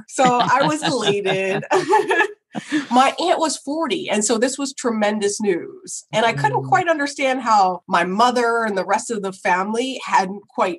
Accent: Woodbury, New Jersey, United States; also born or lived in California; I'm born and raised in Woodbury, New Jersey, and I found myself 3,000 miles away for undergrad, you know, at Stanford

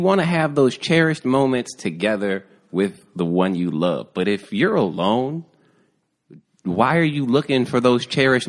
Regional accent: the Bible Belt, United States; I'm from the Bible Belt

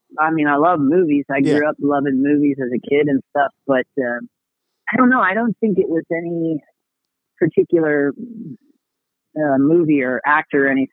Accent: Central Florida, United States; I grew up in Florida, Central Florida

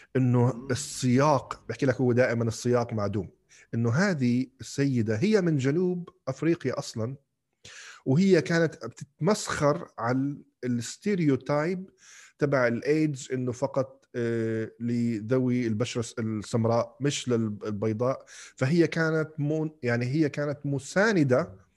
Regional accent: Kuwait; moved away as an adult; also born or lived in Algeria; انولدت وعشت بالكويت بعدين لما رحت على الجامعه رحت على الجزائر

